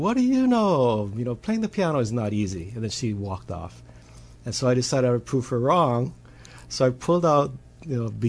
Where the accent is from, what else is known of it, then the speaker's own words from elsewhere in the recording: Hawaii, United States; as a Hawaiian accompanist